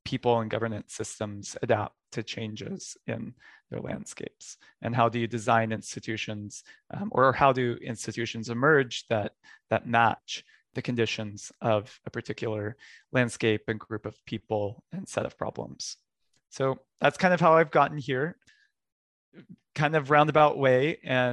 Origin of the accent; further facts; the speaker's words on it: Texas, United States; I grew up in Texas, where I used to play outside year round.